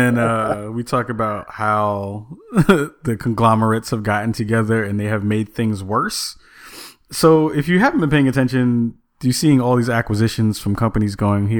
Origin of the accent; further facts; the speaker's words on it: New York City, New York, United States; growing up in the Bronx